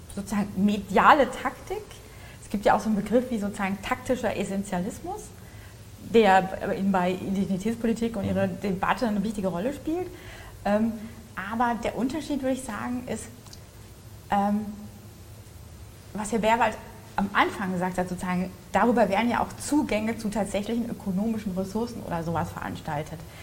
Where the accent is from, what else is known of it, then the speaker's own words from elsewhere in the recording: Hesse, Germany; ich komme aus Hessen